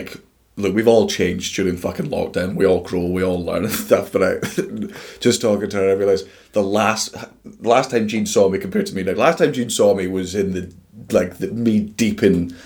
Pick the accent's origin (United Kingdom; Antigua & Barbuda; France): United Kingdom; Scotland; we're Scottish